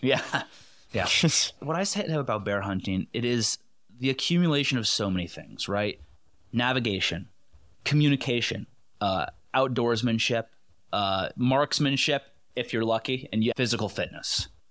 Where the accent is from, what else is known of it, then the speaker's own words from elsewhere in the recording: Connecticut, United States; now in Pennsylvania, United States; I'm from Connecticut. Moved, uh, away from there, um, about, like, twelve years ago